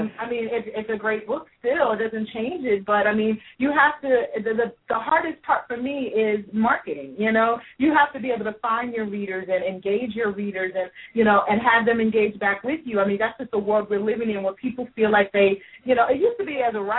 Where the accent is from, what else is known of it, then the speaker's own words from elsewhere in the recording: Louisville, Kentucky, United States; I'm from Louisville, Kentucky